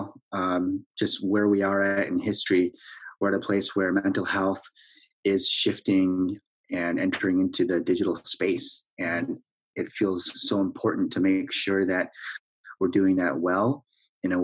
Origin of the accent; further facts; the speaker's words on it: Wisconsin, United States; moved away as an adult; also born or lived in Korea; now in Minneapolis, United States; I was born in Korea, placed for adoption when I was 3.5 years old, and raised in Wisconsin